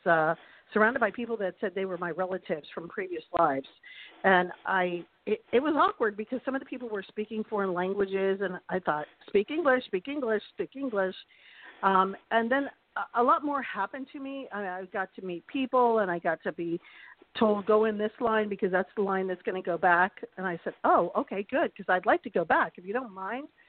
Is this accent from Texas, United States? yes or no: no; Charlottesville, Virginia, United States; my grandfather was in Charlottesville. I'm from Charlottesville.